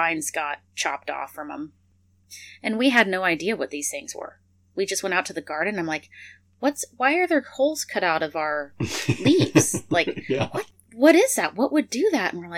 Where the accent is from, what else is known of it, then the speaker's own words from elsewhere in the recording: Montana, United States; now in South Texas, United States; we're from Montana, so we're used to a cool, short growing season